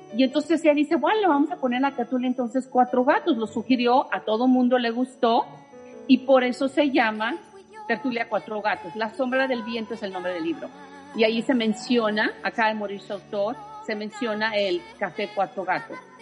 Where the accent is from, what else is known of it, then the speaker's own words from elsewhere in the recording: Mexico; now in Orlando, United States; de México somos el grupo más grande